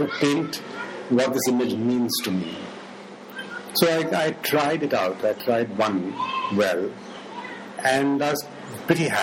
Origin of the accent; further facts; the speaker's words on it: Mumbai, Maharashtra, India; I was brought up in Bombay